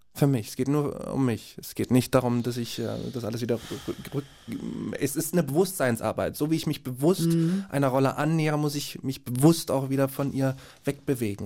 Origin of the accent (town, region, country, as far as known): Jena, Thuringia, Germany; born or raised there; moved away